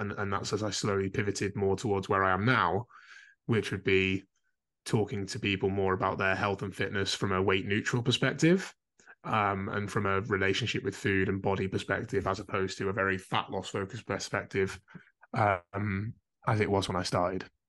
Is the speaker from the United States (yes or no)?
no; Carlisle, North West England, United Kingdom; now in Calderdale, United Kingdom; I grew up in Carlisle